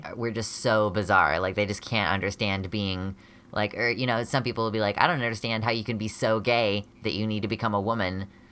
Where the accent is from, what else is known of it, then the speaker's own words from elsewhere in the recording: United States; I'm a genderqueer American person